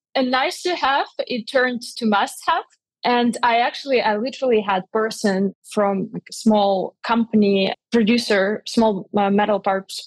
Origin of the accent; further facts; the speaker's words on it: Russia; moved away; also born or lived in Switzerland; I'm originally from Russia